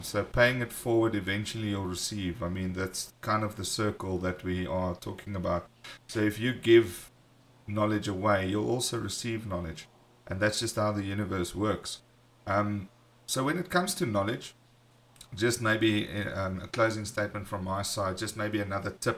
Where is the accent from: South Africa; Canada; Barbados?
South Africa; we are from South Africa